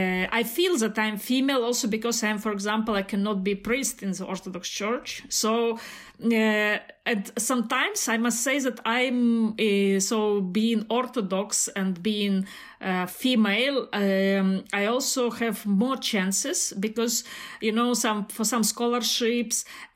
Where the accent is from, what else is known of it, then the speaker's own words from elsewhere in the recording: Belarus; now in Germany; As Mikhail said … from Belarus, and now I live in Germany